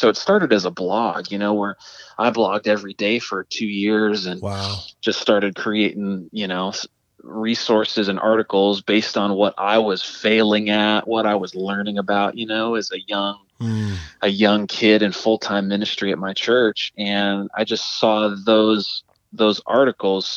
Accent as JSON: {"language": "English", "town": "Pittsburgh", "region": "Pennsylvania", "country": "United States", "tie": "born or raised there", "said": "I'm from the Pittsburgh, PA area, born and raised there"}